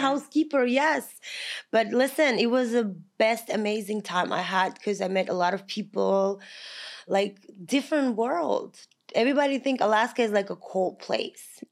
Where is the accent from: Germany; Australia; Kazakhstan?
Kazakhstan; English is a second language; moved away as an adult; also born or lived in Long Island, New York, United States / California, United States; now in United States; I'm from Kazakhstan